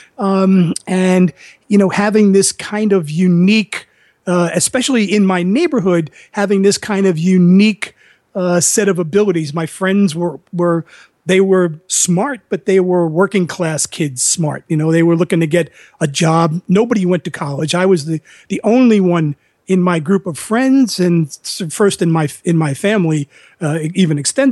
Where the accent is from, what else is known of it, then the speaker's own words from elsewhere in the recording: New York City, New York, United States; moved away as an adult; I grew up in the Bronx